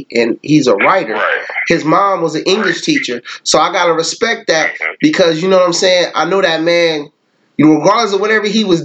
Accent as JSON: {"language": "English", "area": "the Bay Area", "region": "California", "country": "United States", "also_born_or_lived": "Mississippi", "said": "I'm from the Bay, and we a little bit humbler in the Bay"}